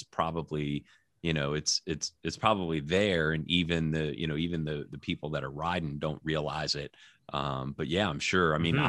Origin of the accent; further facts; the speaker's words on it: New Orleans, Louisiana, United States; I'm originally from New Orleans.